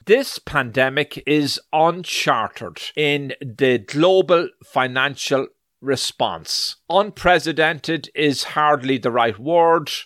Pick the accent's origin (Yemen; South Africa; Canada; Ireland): Ireland; also born or lived in New York; now in United States; I was born in Ireland, so I am also an Irish citizen. Now, soon after we came to this wonderful land of America back in the 80s and settled in New York first